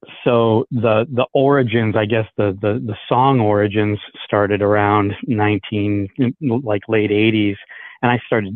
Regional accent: Ohio, United States; moved away as an adult; now in Fraser, Michigan, United States; I was born and raised in Ohio.

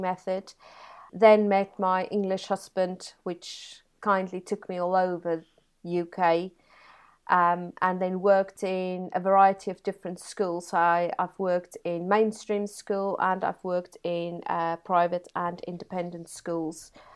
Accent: Free State, South Africa; now in Brighouse, United Kingdom; born and bred in South Africa in a beautiful part of the world called the Free State

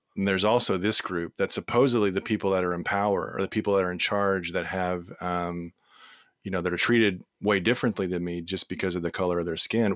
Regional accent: Texas, United States; we're from Texas

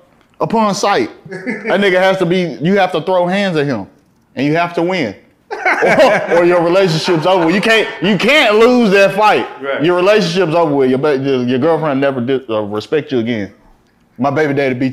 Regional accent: Fort Worth, Texas, United States; coming from Fort Worth

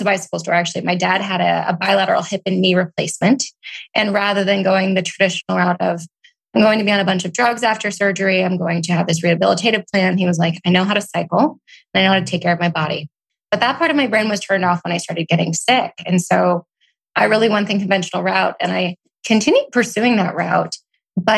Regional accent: Oregon, United States; moved away as an adult; also born or lived in Portland / Seattle / Austin / New York; I grew up in Oregon

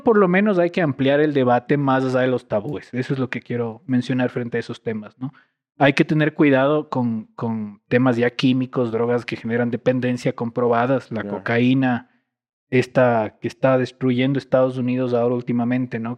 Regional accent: Quito, Pichincha, Ecuador; moved away as an adult; also born or lived in Ibarra; Toda mi vida, antes de, de, que me fui del país por, por estudios, crecido en Cotocollao

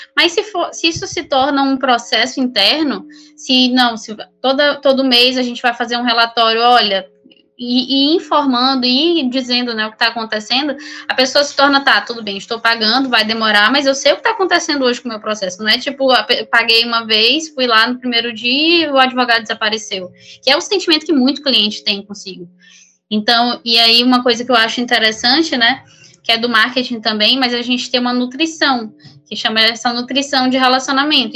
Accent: São Luís, Maranhão, Brazil; moved away as an adult; also born or lived in São Paulo; eu sou de São Luís, Maranhão

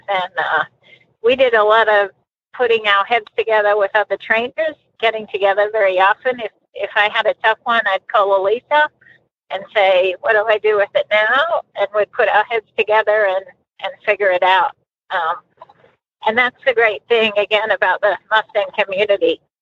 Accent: Australia; moved away as an adult; also born or lived in Colorado; now in United States; growing up in Australia. And we did everything in the world with horses.

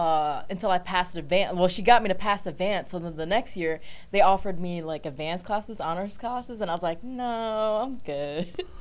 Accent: Virginia, United States; accent: thick; We're like, oh, we're from Virginia. With, like, a whole thick accent.

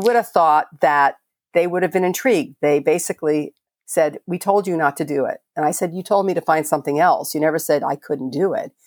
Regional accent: Miami, Florida, United States; moved away as an adult; also born or lived in Merritt Island, Florida; I grew up in Miami and, uh, lived in Merritt Island for many years

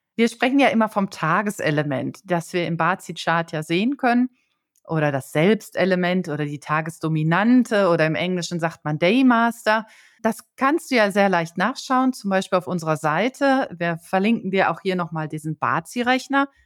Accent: Germany; als Deutscher

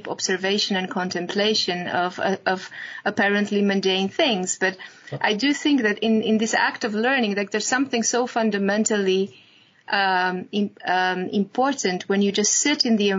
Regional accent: Romania; moved away; In my home country, which is Romania

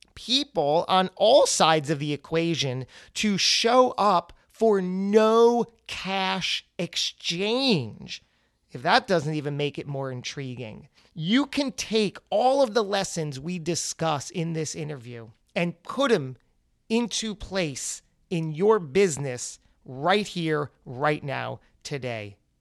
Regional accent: New Jersey, United States; my home state. Very proud, the Great Garden State, New Jersey

